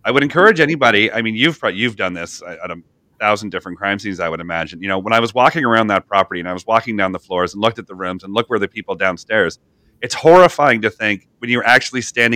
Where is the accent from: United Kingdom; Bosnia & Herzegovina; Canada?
Canada; I'm from Canada